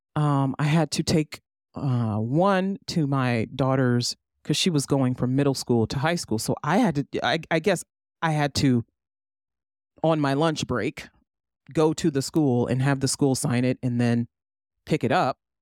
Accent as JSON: {"language": "English", "country": "United States", "said": "As an American, as a U S citizen"}